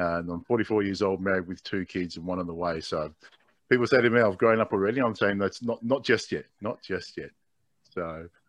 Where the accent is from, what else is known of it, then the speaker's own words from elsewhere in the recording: Australia; My native language is G'day, mate. So I'm born and bred here in Australia, but my parents migrated to Australia from Tonga in the 60s.